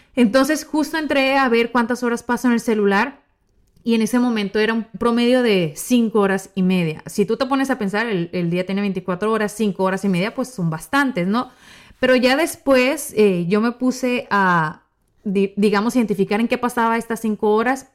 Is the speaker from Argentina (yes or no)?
no; Mexico; soy mexicana